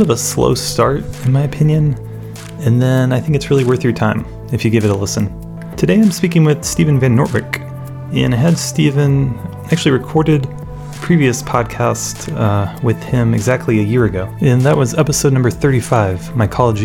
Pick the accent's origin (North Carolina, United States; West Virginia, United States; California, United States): North Carolina, United States; Raleigh; moved away; I grew up in Raleigh, North Carolina